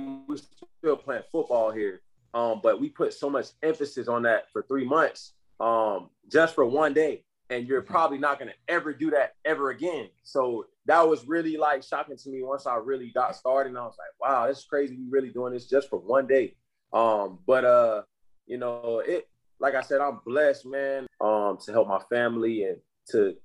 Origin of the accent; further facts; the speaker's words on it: Tampa, Florida, United States; I'm from Tampa, Florida, and I take pride in my community